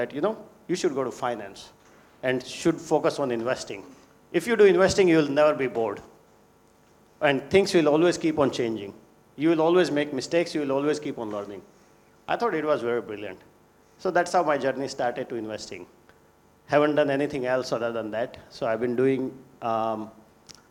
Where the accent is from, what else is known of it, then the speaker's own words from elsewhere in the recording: Rajasthan, India; moved away as an adult; also born or lived in Mumbai, India / Chicago, United States / New York, United States; I grew up in India. I grew up in Rajasthan state.